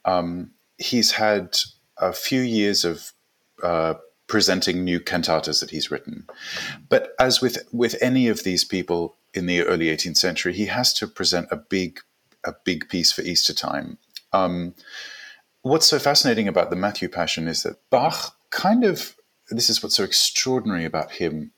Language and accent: English; South Africa; also born or lived in Gold Coast, Australia / New York, United States; now in London, United Kingdom; I was born in South Africa